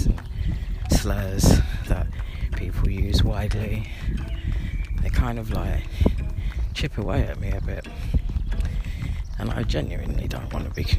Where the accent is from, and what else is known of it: London, United Kingdom; born or raised there; moved away as an adult